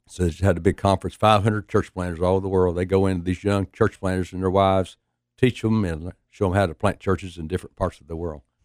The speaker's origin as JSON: {"language": "English", "town": "Knoxville", "region": "Tennessee", "country": "United States", "tie": "born or raised there", "said": "we've been, uh, born and raised in Knoxville"}